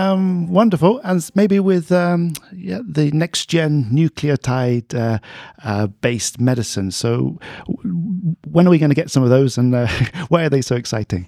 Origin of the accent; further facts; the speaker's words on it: United Kingdom; now in Sweden; like me, a native of the U K